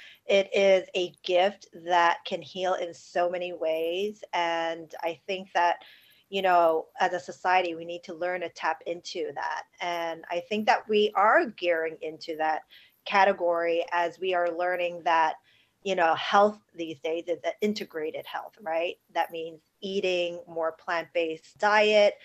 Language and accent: English; New York City, New York, United States; I grew up in New York City, born and raised right in Chinatown